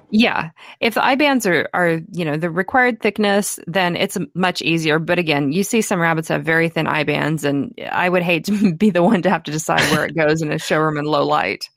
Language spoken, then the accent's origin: English; El Dorado, Kansas, United States; my hometown of El Dorado, Kansas